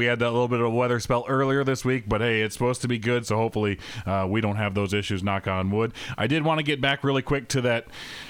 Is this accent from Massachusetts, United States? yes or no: no; Mason City, Iowa, United States; moved away as an adult; now in McPherson, United States; my hometown, Mason City, Iowa